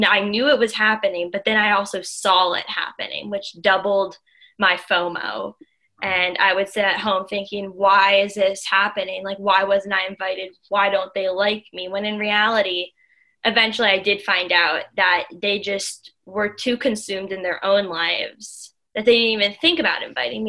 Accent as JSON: {"language": "English", "area": "outside of Philadelphia", "region": "Pennsylvania", "country": "United States", "tie": "born or raised there", "said": "I grew up outside of Philadelphia. I live 45 minutes west of Philadelphia, right by Valley Forge Park"}